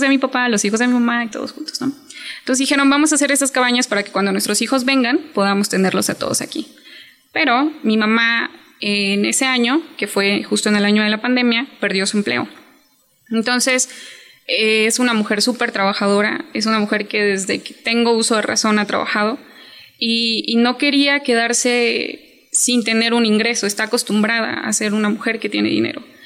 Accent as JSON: {"language": "Spanish", "region": "Chiapas", "country": "Mexico", "said": "yo soy de Chiapas y tengo 27 años"}